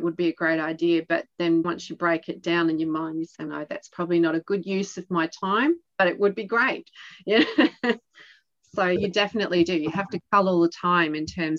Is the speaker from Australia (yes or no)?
yes; East Coast, Australia; also born or lived in Adelaide, South Australia; We're from the East Coast and we did live down in South Australia during that global financial crisis